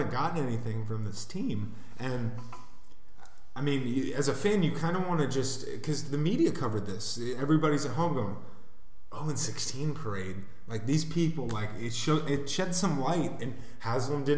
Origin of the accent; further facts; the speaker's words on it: Columbus, Ohio, United States; I'm from Columbus, Ohio